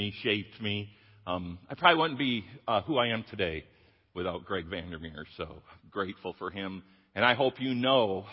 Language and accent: English; Jenison, Michigan, United States; moved away; I grew up here in Jennison, top of the hill